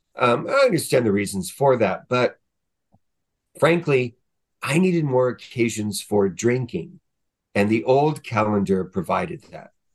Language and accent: English; Southern California, United States; I grew up in Southern California